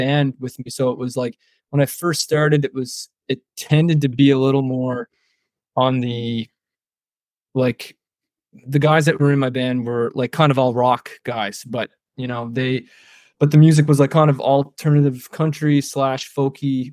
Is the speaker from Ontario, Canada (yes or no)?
no; Prince Edward Island, Canada; I'm from Prince Edward Island, which is like on the east coast of Canada